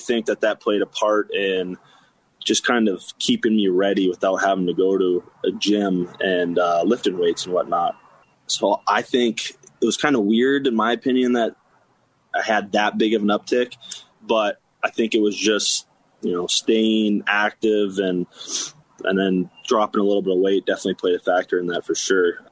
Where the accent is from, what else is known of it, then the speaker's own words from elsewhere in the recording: Cincinnati, Ohio, United States; also born or lived in North Dakota; now in Fargo, United States; I grew up in Cincinnati, Ohio, throughout like high school and a little bit younger